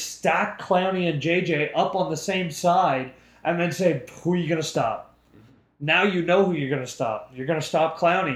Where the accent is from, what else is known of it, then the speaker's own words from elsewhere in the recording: Canada; as a Canadian